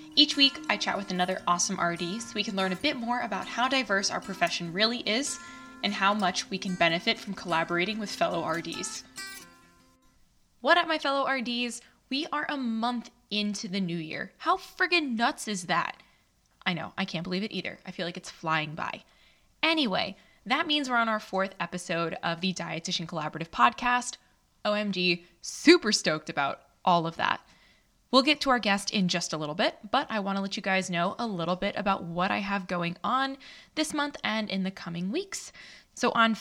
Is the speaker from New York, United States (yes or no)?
yes; New York City, New York, United States; I'm OG from Astoria